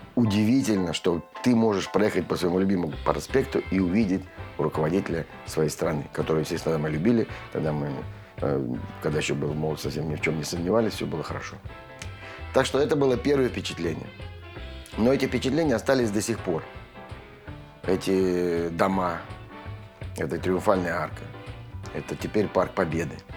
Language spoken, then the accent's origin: Russian; Saint Petersburg, Russia; now in Moscow, Russia; я коренной ленинградец